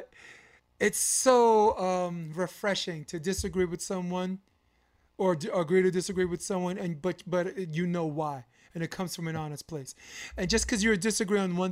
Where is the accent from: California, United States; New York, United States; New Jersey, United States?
New York, United States; New York City; moved away; When I grew up on Flatbush